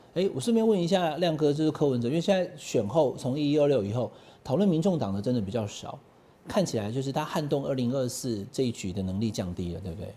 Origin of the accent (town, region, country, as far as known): Taiwan